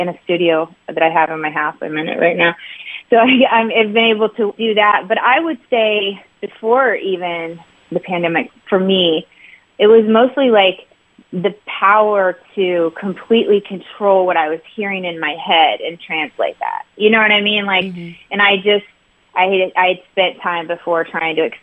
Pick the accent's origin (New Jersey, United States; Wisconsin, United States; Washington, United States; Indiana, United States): Indiana, United States; Indianapolis; moved away as an adult; I grew up in Indianapolis area and lived a lot of my life there. So I'm a Midwesterner at heart, but now I live by the beach.